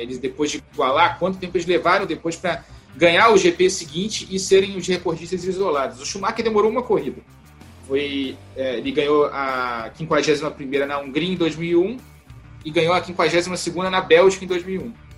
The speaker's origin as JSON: {"language": "Portuguese", "country": "Brazil", "said": "a gente brasileiro"}